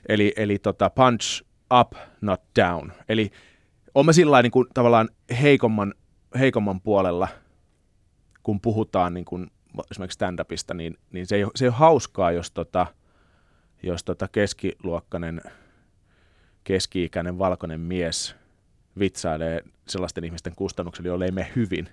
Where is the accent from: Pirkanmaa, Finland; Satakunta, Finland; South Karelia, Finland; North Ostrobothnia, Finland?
South Karelia, Finland; Lappeenranta; moved away; also born or lived in Helsinki; siis mä oon syntynyt Helsingissä, mutta mm. lapsuuteni viettänyt Lappeenrannassa.